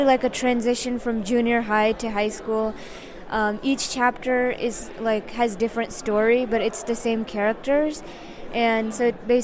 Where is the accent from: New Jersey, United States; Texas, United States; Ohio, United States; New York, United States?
New York, United States; Yonkers; I was born in Yonkers, New York.